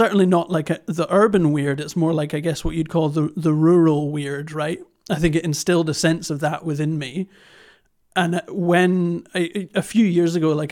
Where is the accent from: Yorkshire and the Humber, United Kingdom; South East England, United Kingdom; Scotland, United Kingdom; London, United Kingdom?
Scotland, United Kingdom; Fife Coast; I grew up in the Fife Coast